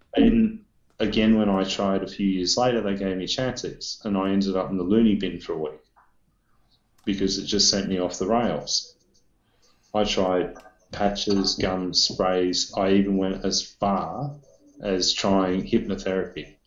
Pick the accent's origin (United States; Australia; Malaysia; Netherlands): Australia